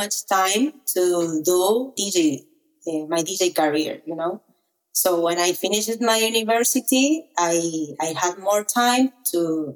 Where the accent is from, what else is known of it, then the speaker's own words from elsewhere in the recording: Argentina; English is a second language; maybe 50 or 100 people in my hometown